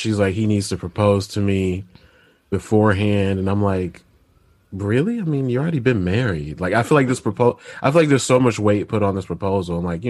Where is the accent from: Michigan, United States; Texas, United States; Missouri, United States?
Michigan, United States; I'm from Michigan.